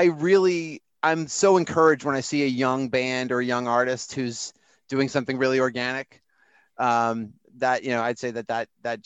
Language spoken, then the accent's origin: English; Long Island, New York, United States; I grew up on Long Island